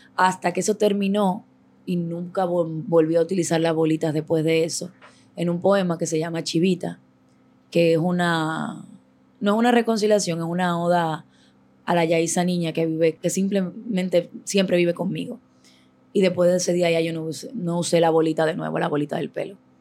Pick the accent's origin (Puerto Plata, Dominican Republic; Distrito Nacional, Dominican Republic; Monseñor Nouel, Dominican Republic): Distrito Nacional, Dominican Republic; Santo Domingo Este; Yo vengo de San Lorenzo de los Negros Minas, un barrio Los Minas